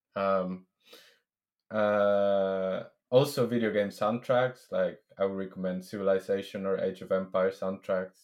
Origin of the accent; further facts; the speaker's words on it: Venezuela; moved away as an adult; now in London, United Kingdom; I am originally from Venezuela.